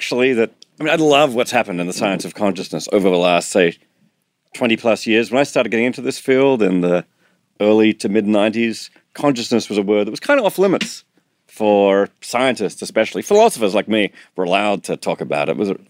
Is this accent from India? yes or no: no; Australia; And although I'm Australian, I'm not very good at surfing, I'm afraid.